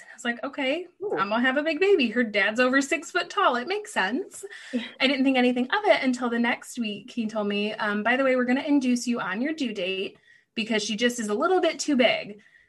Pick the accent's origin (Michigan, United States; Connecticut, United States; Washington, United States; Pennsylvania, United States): Michigan, United States; moved away as an adult; also born or lived in Tennessee; I'm from Michigan